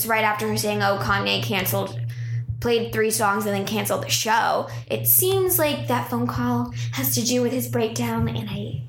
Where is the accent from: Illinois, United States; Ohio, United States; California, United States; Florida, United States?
California, United States; San Jose; my hometown, San Jose.